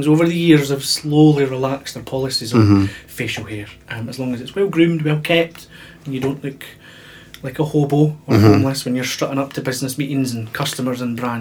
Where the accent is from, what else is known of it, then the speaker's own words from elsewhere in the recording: Lochgelly, Scotland, United Kingdom; From Fife, a little place called Lochgelly.